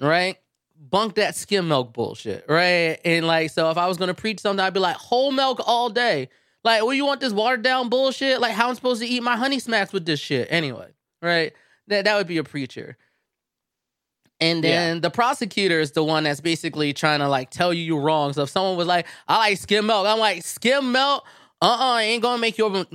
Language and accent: English; United States; I am an American